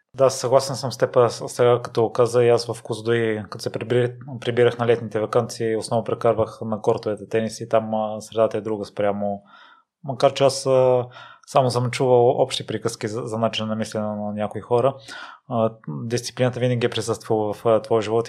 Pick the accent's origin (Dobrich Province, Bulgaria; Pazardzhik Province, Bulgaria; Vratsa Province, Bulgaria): Vratsa Province, Bulgaria; Kozloduy; moved away; Аз а, съм от Козлодой, също малък град